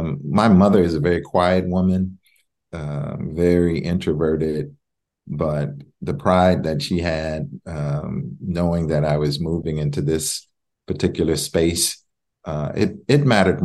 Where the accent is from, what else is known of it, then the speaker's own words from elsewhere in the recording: Waco, Texas, United States; both of my parents grew up in Waco, Texas. That's my hometown